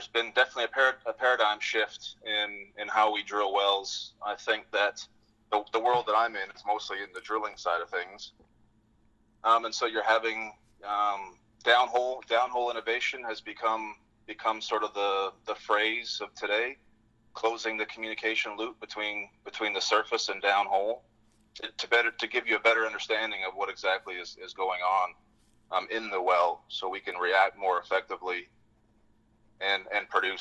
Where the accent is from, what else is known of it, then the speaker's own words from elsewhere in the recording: British Columbia, Canada; moved away as an adult; also born or lived in Gabon; now in Fort Worth, United States; I grew up in Canada. I grew up in British Columbia, a small town north of Vancouver, about 3 hours.